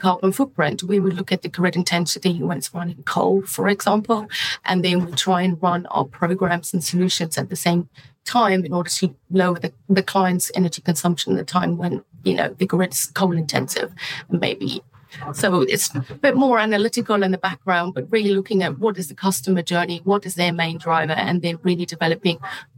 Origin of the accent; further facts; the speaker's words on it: United Kingdom; it can help my home country and, you know, develop solutions in the UK and in Europe